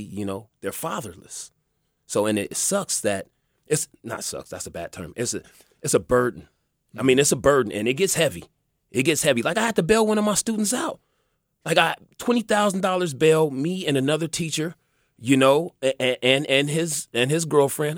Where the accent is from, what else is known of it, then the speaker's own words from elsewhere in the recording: Los Angeles, California, United States; also born or lived in Pomona; I grew up in, uh, Southwest, South Central, Baldwin Village